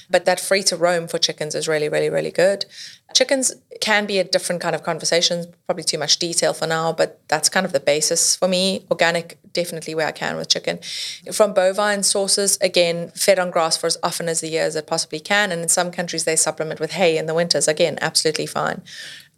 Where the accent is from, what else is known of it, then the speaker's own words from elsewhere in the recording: South Africa; I grew up in South Africa.